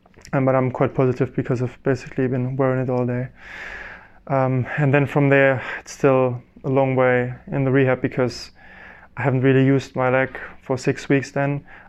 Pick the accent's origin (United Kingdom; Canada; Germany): Germany; first language German; English is a second language; Probably it would be easier for me to do that in German, in my mother tongue, than in English.